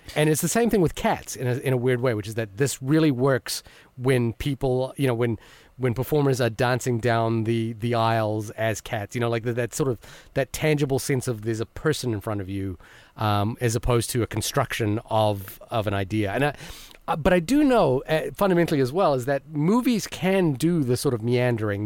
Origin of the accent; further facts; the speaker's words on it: Fiji; I was born in Fiji